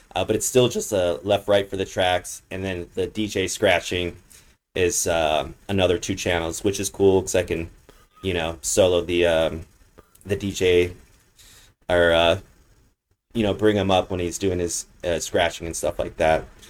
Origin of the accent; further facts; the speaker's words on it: Los Angeles, California, United States; now in Las Vegas, United States; I'm from Los Angeles